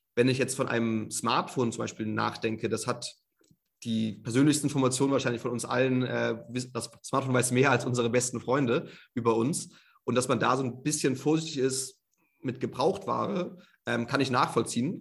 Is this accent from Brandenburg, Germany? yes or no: no; Hamburg, Germany; moved away as an adult; also born or lived in Munich / Shanghai / London / Australia; now in Vienna, Austria; bin ursprünglich gebürtiger Hamburger, also kenne mich eigentlich in Deutschland sehr gut aus. Dementsprechend habe meine ersten ähm, 22 Jahre in Hamburg auch gelebt